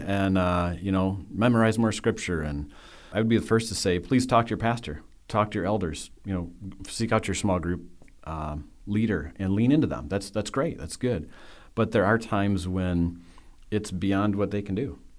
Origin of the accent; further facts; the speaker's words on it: West Michigan, United States; I grew up in West Michigan